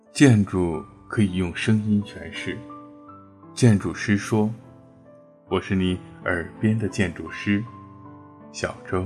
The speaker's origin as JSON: {"language": "Chinese", "region": "Beijing", "country": "China", "said": "我是北京人，又是硕士"}